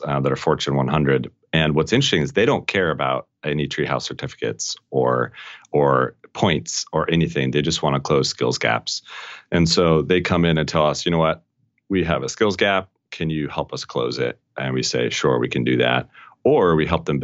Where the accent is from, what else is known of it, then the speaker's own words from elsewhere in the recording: Colorado, United States; I grew up in Colorado